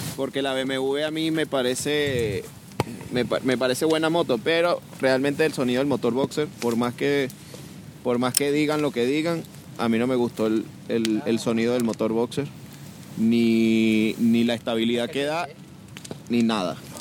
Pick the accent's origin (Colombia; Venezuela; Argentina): Venezuela; now in Barcelona, Spain; soy venezolano, pero vengo de Barcelona